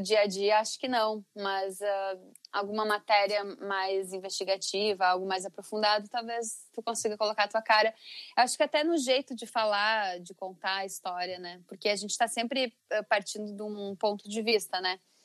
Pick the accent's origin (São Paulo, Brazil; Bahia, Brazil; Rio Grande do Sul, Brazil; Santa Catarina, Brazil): Rio Grande do Sul, Brazil; Teutônia; Eu vim de uma cidade, na cidade de Teutônia, no Vale do Taquari